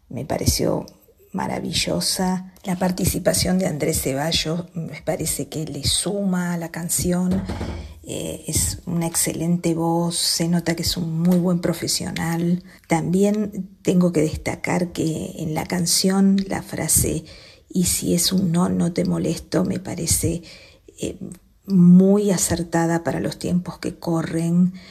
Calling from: La Pobla de Mafumet, Catalonia, Spain; de la Puebla de Mafumet, un pueblo cerca de Tarragona.

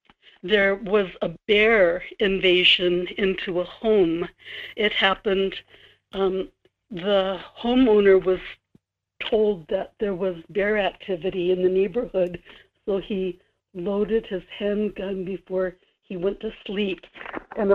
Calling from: Kodiak, Alaska, United States; This is … in Kodiak.

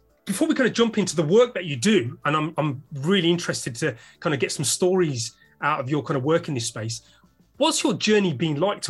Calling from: London, United Kingdom

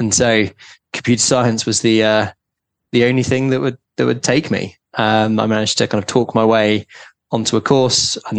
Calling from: London, United Kingdom; also born or lived in New York; I'm calling in from London

